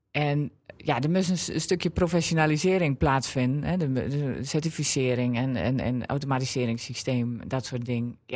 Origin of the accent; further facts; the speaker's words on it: Drenthe, Netherlands; En ik was er ook trots op dat ik niet meer kon horen dat ik uit Drenthe kwam.